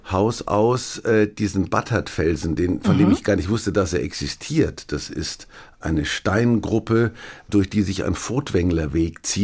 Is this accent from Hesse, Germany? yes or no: no; Kulmbach, Bavaria, Germany; gab es in Kulmbach, wo ich herkomme, Pockenalarm.